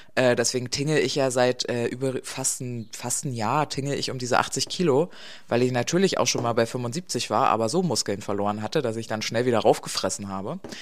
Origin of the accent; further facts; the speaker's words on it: East Germany, Germany; Ich bin ja, bin ja eine Ostdeutsche, nicht wirklich, ich bin nach der Wende geboren, aber halt im Osten Deutschlands